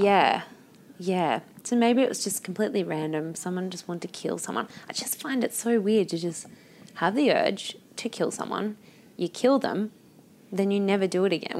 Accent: Newcastle, New South Wales, Australia; I grew up in Newcastle

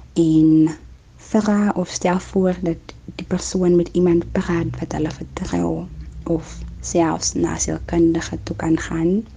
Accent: Kraaifontein, Western Cape, South Africa; also born or lived in Klein Karoo; Ek is gebore in Zouwaar in die Klein Karoo en ek is 'n baie trotse plaaskind. Ek het egte groot geword in Kraaifontein

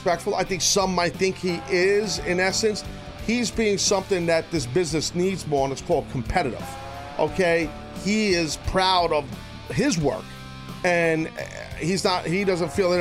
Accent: New York City, New York, United States; I'm a product of the New York City school system

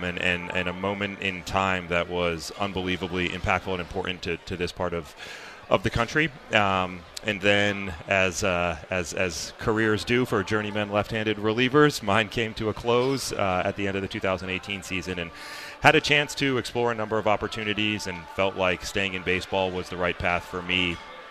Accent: Connecticut, United States; And I grew up in Connecticut. I was on kind of the cusp of the New York and Boston boundary.

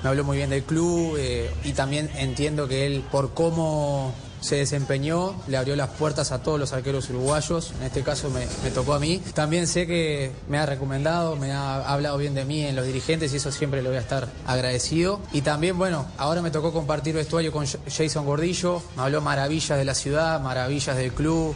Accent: Argentina; moved away; vengo de Argentina, que es un, es un país que también es muy extremista

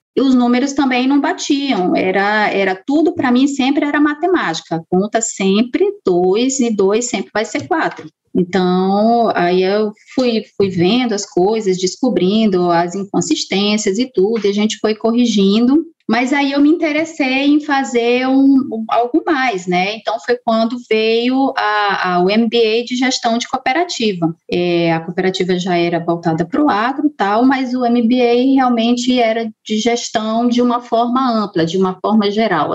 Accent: Boa Vista, Roraima, Brazil; eu sou de Roraima, né? Sou da capital de Boa Vista

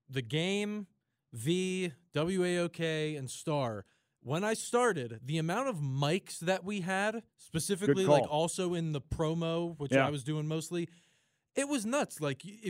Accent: New Jersey, United States; moved away; South Jersey is where I'm from. I'm about 15, 20 minutes outside Philly on the Jersey side

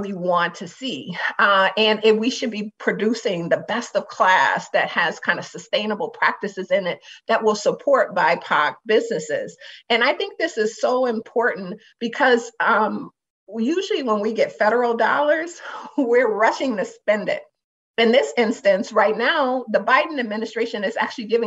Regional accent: Detroit, Michigan, United States; now in Minnesota, United States; I'm from Detroit

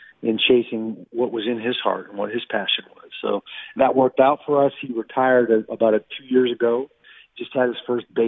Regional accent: Everett, Washington, United States; moved away as an adult; also born or lived in Oregon; now in Las Vegas, United States; I was born in 1963 in Providence Hospital, right up there in Everett, and grew up. Went to high school, Linwood High School, graduated in the class of 1981

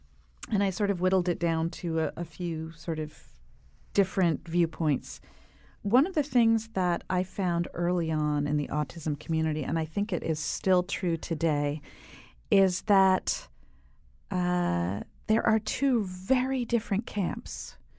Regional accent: New York, United States; We grew up in New York. The boys lived there till they were five.

